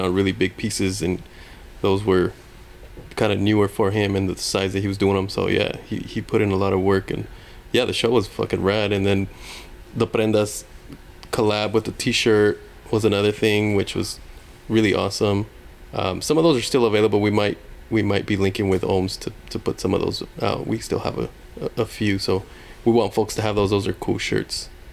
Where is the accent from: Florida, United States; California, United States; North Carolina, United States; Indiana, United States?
California, United States; Long Beach; I grew up in Long Beach